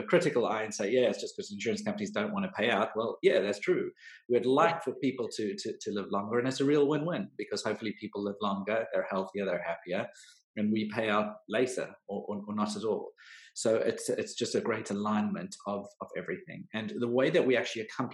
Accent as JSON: {"language": "English", "country": "South Africa", "moved": "as an adult", "lives_now": "United Kingdom", "said": "I am South African, so I've been in the UK for just over a decade now"}